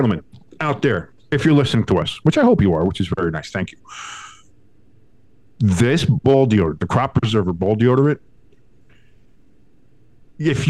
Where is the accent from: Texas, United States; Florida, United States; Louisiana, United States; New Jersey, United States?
New Jersey, United States; I'm from Jersey